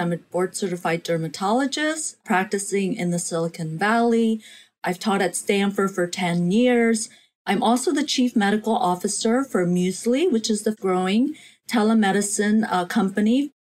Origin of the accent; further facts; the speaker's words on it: South Korea; when I was a little girl growing up in Korea, I would do these weekly communal baths with my mother, my grandmother, my sister.